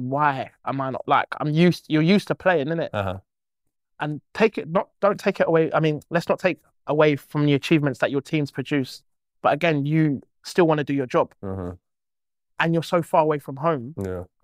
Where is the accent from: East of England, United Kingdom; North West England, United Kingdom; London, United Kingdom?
London, United Kingdom; So I'm from South